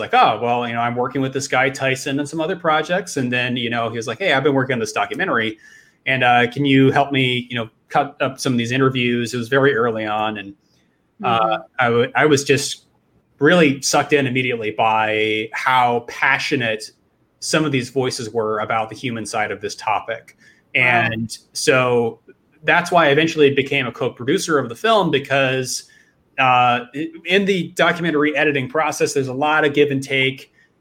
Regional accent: Indiana, United States; now in Austin, United States; I grew up in the Midwest, where there is no real film industry to speak of, in Indiana

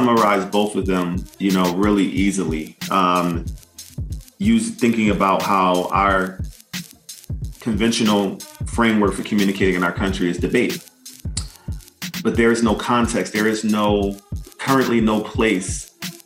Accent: United States; the complexity of being an American in the United States of America, where as a person of African descent, who's a descendant of enslaved Africans, I grew up celebrating Independence Day as July 4th

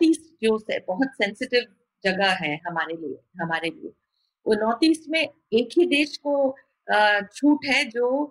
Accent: West Bengal, India; हम बंगाल से हैं

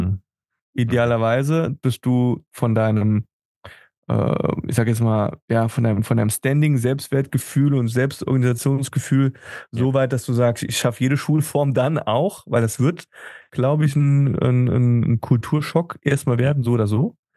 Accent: Germany; moved away as an adult; now in Tenerife, Spain; als Deutscher

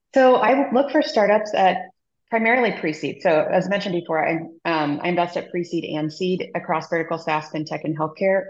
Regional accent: Midwest, United States; moved away as an adult; now in San Francisco, United States; I grew up in the Midwest and ended up moving out here for my job

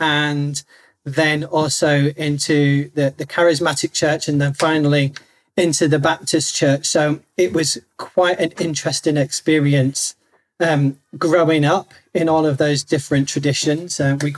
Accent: Stockton-on-Tees, North East England, United Kingdom; now in Purley, United Kingdom; And we've been here in Purley for the last 13 years. Before that, we came from the Northeast, so a place called Stockton-on-Tees, which is near Middlesbrough, for those of you who know the UK.

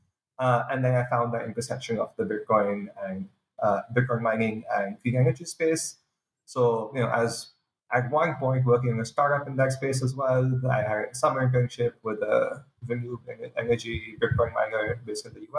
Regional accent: Pakistan; moved away as an adult; now in United States; I'm originally from Pakistan, been in the US for the past few years

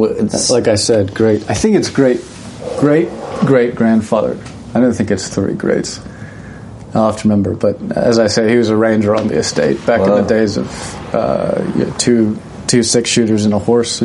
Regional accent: Asheville, North Carolina, United States; also born or lived in Hendersonville, North Carolina; I grew up in Fairview in South Asheville. I was in Hendersonville for a moment. But my family on my mother's side has been from Asheville a few generations, 150 years.

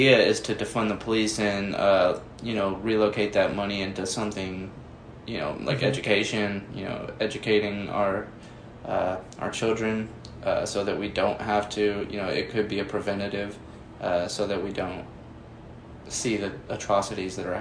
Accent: United States; as an American

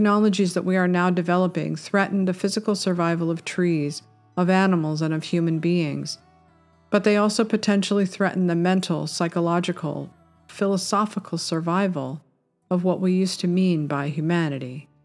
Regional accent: Topanga, California, United States; Growing up in Topanga in the 70s

